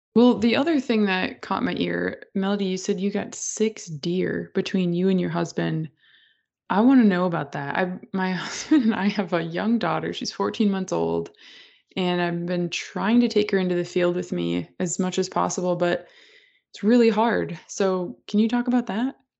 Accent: Minnesota, United States; moved away; I grew up in Minnesota

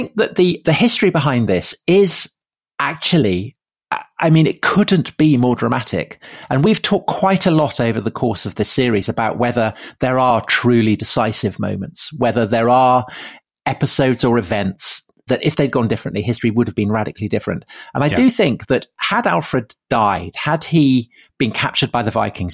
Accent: near Wilton, Wessex, South West England, United Kingdom; I grew up near Wilton

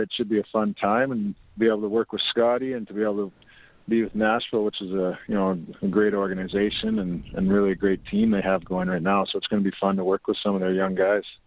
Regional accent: Lloydminster, Canada; right close to Lloydminster, my hometown

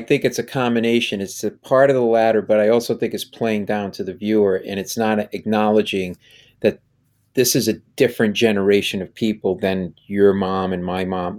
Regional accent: Rhode Island, United States; growing up in Rhode Island

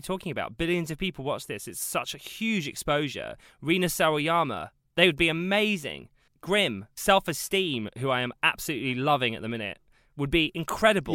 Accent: South Coast, South East England, United Kingdom; I'm from the South Coast

